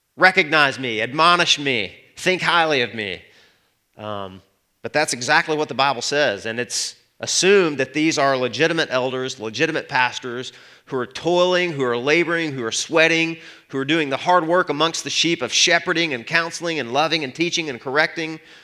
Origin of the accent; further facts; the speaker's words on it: Arkansas, United States; I'm from Arkansas